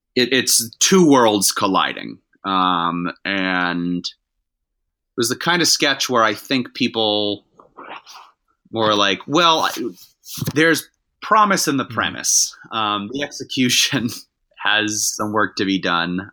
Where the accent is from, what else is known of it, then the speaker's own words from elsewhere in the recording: Massachusetts, United States; I'm from Massachusetts